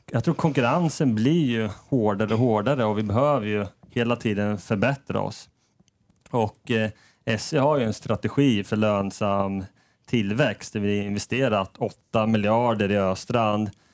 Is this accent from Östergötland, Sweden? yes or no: yes; Norrköping, Östergötland, Sweden; moved away as an adult; also born or lived in Stockholm; now in Sundsvall, Sweden; Jag kommer ursprungligen från Norrköping